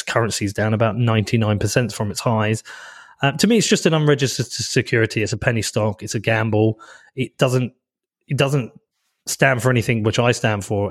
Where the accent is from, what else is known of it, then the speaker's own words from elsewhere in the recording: Bedford, East of England, United Kingdom; I'm from Bedford. So this, I'm in Bedford right now. This has so much meaning to me. I've lived here my whole life.